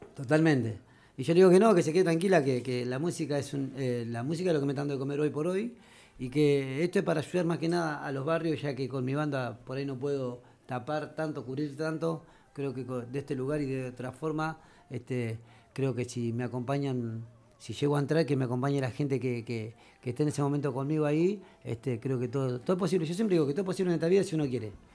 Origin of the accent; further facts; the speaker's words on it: Argentina; vengo de la Villa Centenario